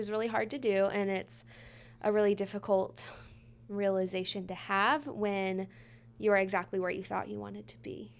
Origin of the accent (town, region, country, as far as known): Midlothian, Texas, United States; born or raised there